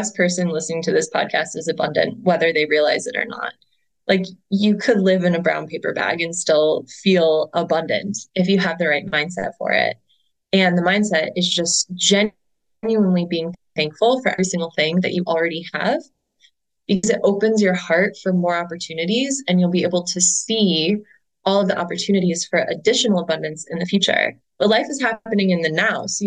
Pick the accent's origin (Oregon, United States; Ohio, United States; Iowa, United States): Ohio, United States; Cleveland; my hometown of Cleveland, Ohio